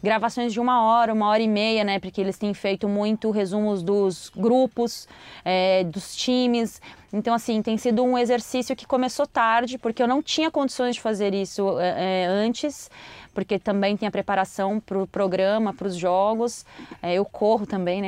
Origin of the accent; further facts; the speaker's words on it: São Paulo, Brazil; moved away as an adult; now in Rio de Janeiro, Brazil; eu tô morando no Rio de Janeiro, é, eu sou paulistana, faz menos de um ano que eu moro no Rio